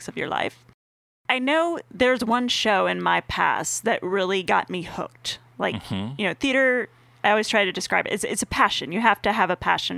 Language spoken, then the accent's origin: English; Northern Virginia, United States; I grew up in Northern Virginia